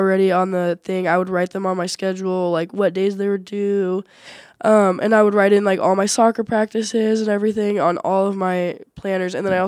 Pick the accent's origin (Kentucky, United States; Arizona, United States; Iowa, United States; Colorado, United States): Arizona, United States; Mesa; moved away; I'm a student athlete. I play soccer. I'm a goalkeeper. And then I'm from Mesa, Arizona.